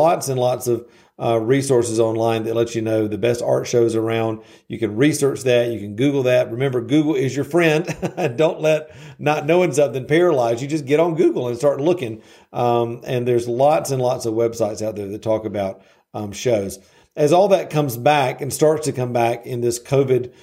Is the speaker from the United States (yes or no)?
yes; the South, United States; I'm from the South, so I use these little colloquialisms